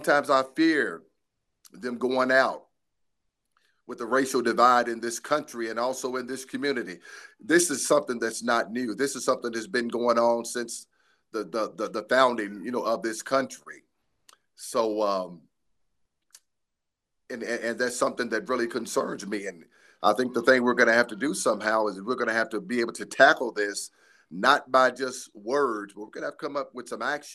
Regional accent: Shelbyville, Kentucky, United States; I was born and raised here in Shelbyville, Kentucky. This is home

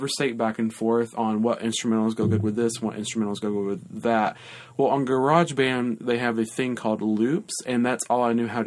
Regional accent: Lafayette, United States; moved away as an adult; now in South Carolina, United States; my hometown, LaFette

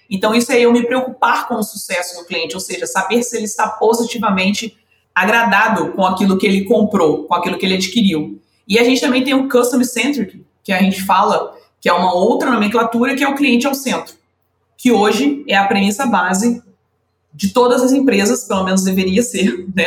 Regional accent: Rio de Janeiro, Brazil; eu sou aqui do Rio de Janeiro, né? Eu sou carioca

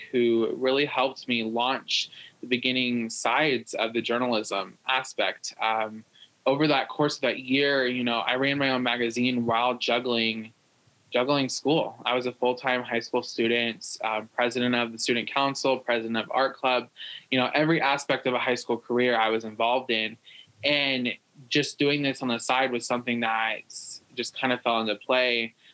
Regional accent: Iowa, United States; my hometown. I'm in Iowa.

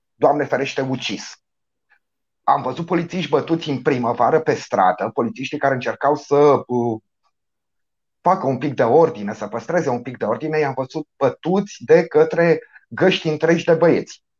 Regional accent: Romania; ca un român

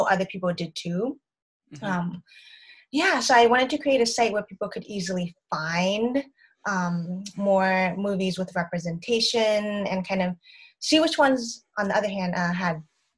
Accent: Boston, Massachusetts, United States; moved away as an adult; also born or lived in Connecticut / Southern California; I'm originally from Boston, Massachusetts, in the United States

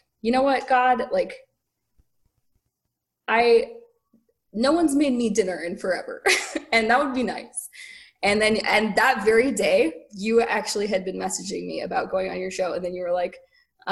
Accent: Canada; moved away as an adult; now in Phoenix, United States; I'm from Canada originally

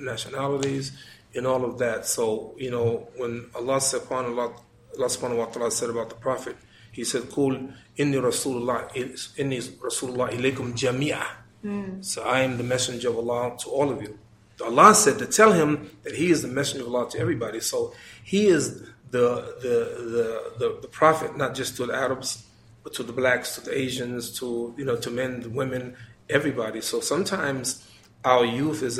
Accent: United States; I'm from America.

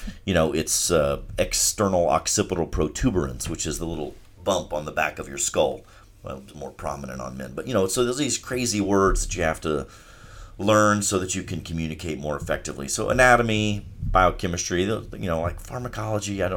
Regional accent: Charleston, South Carolina, United States; I'm from Charleston, and I love the city

